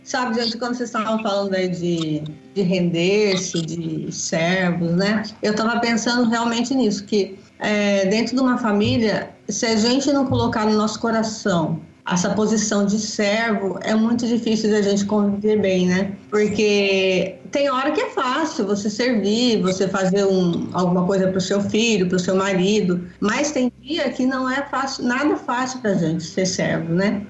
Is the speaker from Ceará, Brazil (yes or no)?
no; Piracicaba, São Paulo, Brazil; eu sou de Piracicaba, da Primeira Igreja Batista